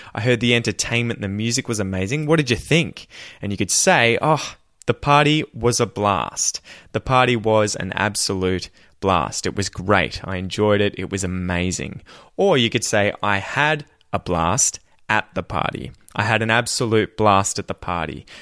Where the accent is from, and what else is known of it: Australia; accent: Australian